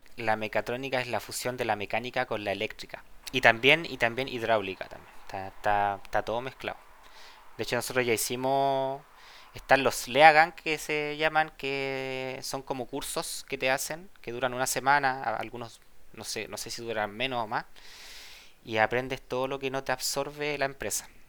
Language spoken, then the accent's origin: Spanish; Santiago, Santiago Metropolitan, Chile; moved away as an adult; also born or lived in Valparaíso, Chile; now in Germany; Yo nací en Santiago, eh, tengo 32 años. Después nos mudamos a Valparaíso un tiempo, cuando yo era chico